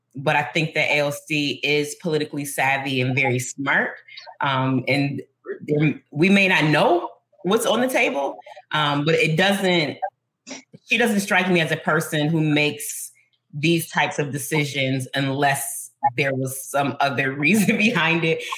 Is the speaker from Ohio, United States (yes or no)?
no; Buffalo, New York, United States; This is my hometown. I love it here.